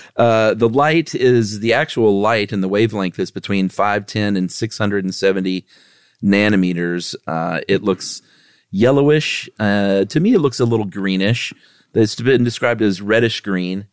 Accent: the South, United States; I'm obviously born and raised here forever

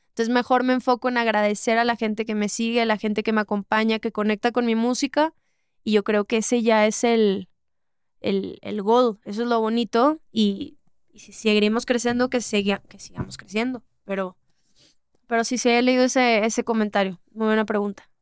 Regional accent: Monterrey, Nuevo León, Mexico; yo que soy de Monterrey

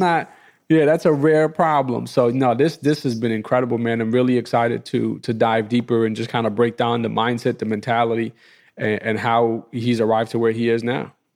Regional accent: New York City, New York, United States; my block where I grew up in Queens

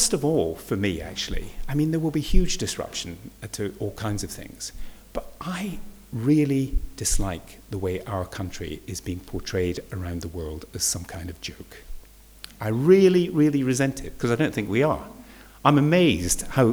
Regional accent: Edinburgh, Scotland, United Kingdom; moved away; I grew up in Edinburgh

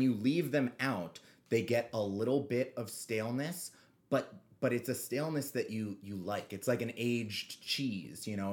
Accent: New York City, New York, United States; we grew up on the Upper West Side

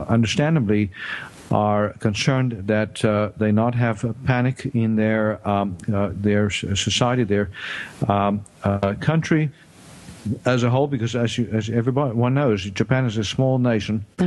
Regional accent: South Africa; moved away as an adult; now in United States; I grew up in South Africa and did my medical training there

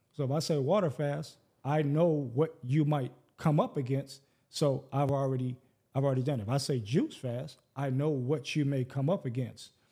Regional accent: Detroit, Michigan, United States; growing up in Detroit, which is, by statistics, the blackest city in America. We eighty-seven percent black

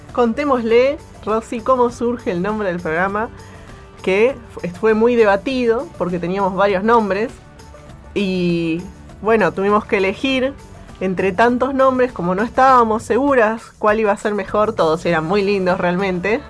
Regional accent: Buenos Aires, Argentina; moved away as an adult; now in Antarctica; soy de Buenos Aires

